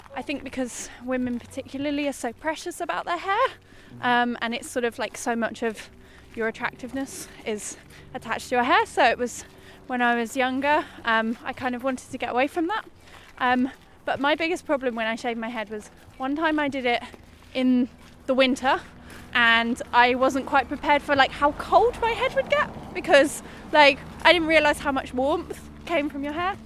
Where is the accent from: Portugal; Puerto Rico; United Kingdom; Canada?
United Kingdom; moved away; I'm British